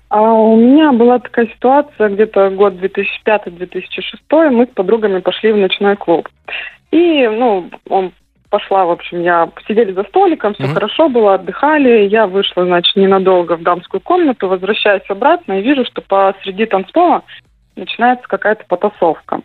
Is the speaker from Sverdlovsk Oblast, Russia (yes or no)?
yes; Sverdlovsk Oblast, Russia; moved away; в моем родном городе, это Свердловская область, там маленький городочек, 20 тысяч населения